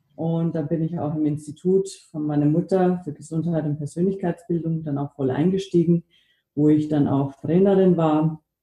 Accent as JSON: {"language": "German", "country": "Germany", "tie": "born or raised there", "also_born_or_lived": "United States", "moved": "yes", "lives_now": "Austria", "said": "Ich bin in den USA geboren, in Deutschland aufgewachsen, lebe jetzt in Österreich."}